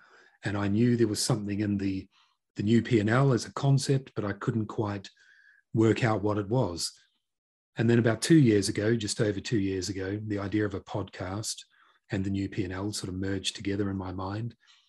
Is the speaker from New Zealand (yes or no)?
yes; North Island, New Zealand; moved away as an adult; now in United Kingdom; I'm originally from Aotearoa, New Zealand. Grew up in a small town and in the North Island, and I moved to the UK about just over two decades ago.